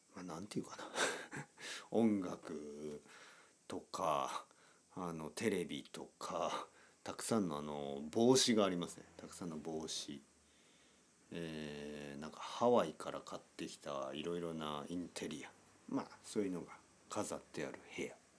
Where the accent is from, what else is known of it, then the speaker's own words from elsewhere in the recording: Oita, Japan; moved away as an adult; now in Tokyo, Japan; ここで生まれ育って